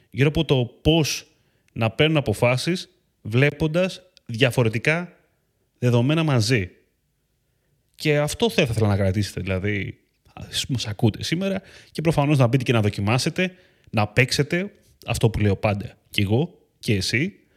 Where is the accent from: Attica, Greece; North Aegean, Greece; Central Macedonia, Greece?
Central Macedonia, Greece; Eleochoria; Νομίζω ότι είναι αυτό που λένε στο χωριό μου, στα λεωχώρια Χαλκιδική.